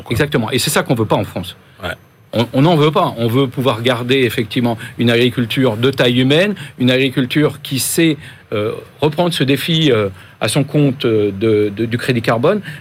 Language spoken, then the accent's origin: French; Guadeloupe; produits euh, liés aux pesticides qu'on n'utilise pas chez nous en Guadeloupe, ça existe.